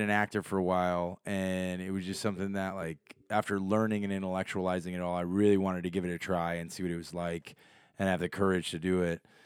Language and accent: English; Chicago, Illinois, United States; I'm from Chicago